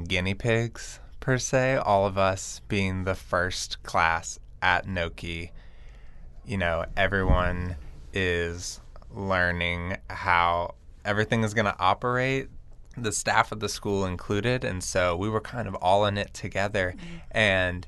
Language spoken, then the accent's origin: English; Lafayette, Louisiana, United States; I'm from Lafayette, Louisiana, where my grandparents have run Mel's Diner. There's two locations in Lafayette, and as a kid, I was surrounded by the culinary industry